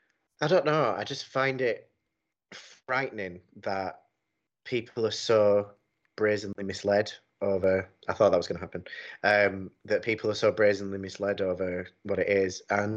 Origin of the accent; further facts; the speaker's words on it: United Kingdom; I'm a Brit and I love Britain.